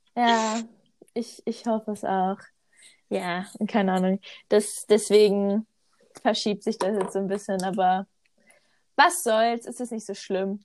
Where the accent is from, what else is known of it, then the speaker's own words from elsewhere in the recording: North Rhine-Westphalia, Germany; moved away as an adult; now in Switzerland; ich komme aus NRW, aber lebe im Moment in der Schweiz